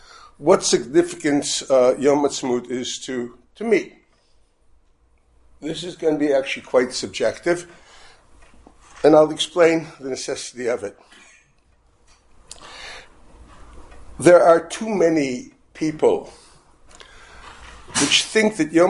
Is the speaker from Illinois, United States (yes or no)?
yes; Chicago, Illinois, United States; We grew up in Chicago, not Brooklyn, don't worry about it, in the normal part